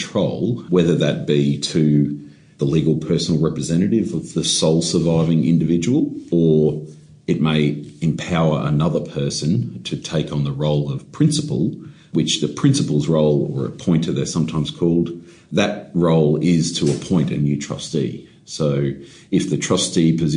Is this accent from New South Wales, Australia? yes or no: no; Queensland, Australia; I'm from Queensland